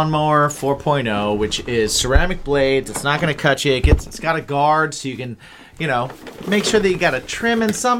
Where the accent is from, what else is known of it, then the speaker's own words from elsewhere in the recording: West Lafayette, Indiana, United States; moved away; Growing up in West Lafayette, Indiana